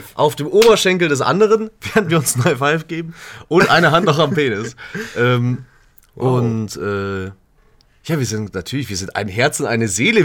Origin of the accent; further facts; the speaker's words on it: Königsbrunn, Bavaria, Germany; meine Heimatstadt hat? Eine Therme. Eine große Therme mit vier Rutschen und Salzbecken und Wellenbad und alles Mögliche